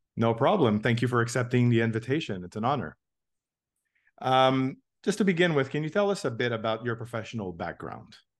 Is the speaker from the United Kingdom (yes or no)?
no; Toronto, Ontario, Canada; I'm from Toronto, and uh, we had two Void locations here